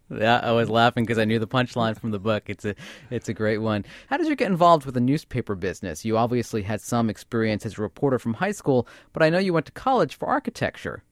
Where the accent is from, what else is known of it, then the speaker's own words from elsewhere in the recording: Yonkers, New York, United States; A kid from Yonkers